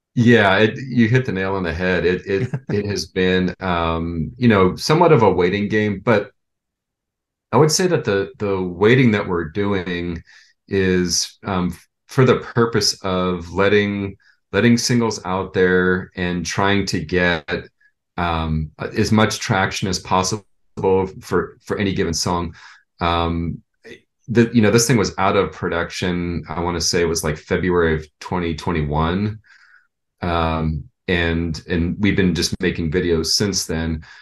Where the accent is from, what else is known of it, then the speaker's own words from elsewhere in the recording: San Jose, California, United States; also born or lived in Orange County, California; I was born in Orange County, but moved to San Jose like in 1971